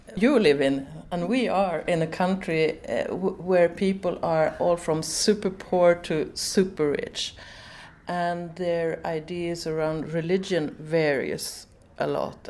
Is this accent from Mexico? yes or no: no; Sweden; I'm from Sweden